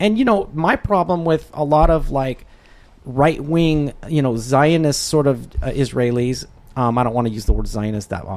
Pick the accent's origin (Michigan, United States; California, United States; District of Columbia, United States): District of Columbia, United States; Washington; moved away; also born or lived in Utah; I grew up around Washington, D.C., you know, when we left Utah.